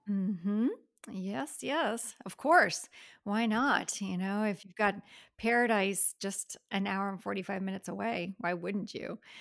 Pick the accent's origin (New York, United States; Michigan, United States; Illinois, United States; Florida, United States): Florida, United States; Miami; now in Gainesville, United States; Miami girls who moved up here and never left.